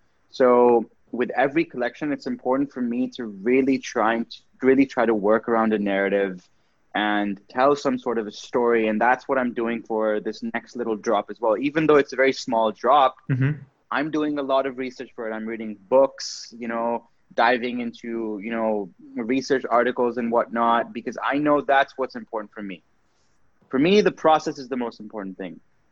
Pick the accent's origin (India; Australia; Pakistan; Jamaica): Pakistan; moved away as an adult; also born or lived in Canada; So growing up in Pakistan was very interesting for me. But what I did realize was that when I left Pakistan for university